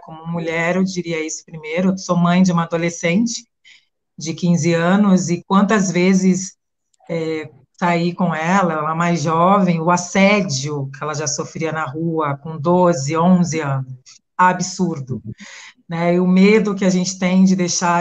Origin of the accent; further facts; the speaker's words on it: Santos, São Paulo, Brazil; Santos, litoral de São Paulo, que é de onde eu venho